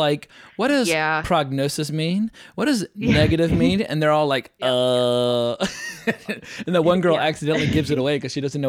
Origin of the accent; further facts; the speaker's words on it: the South, United States; I'm from the South